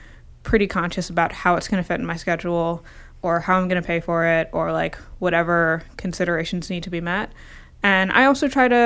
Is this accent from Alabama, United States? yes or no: no; New Jersey, United States; now in Boston, United States; I grew up in North Jersey